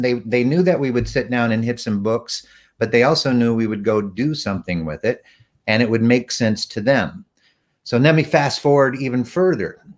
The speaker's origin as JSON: {"language": "English", "region": "Texas", "country": "United States", "said": "I'm from Texas."}